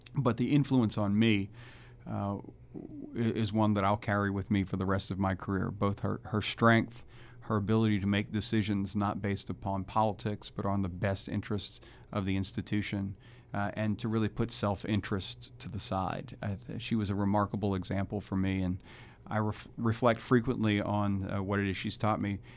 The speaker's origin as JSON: {"language": "English", "town": "New Orleans", "region": "Louisiana", "country": "United States", "moved": "yes", "said": "I'm from New Orleans"}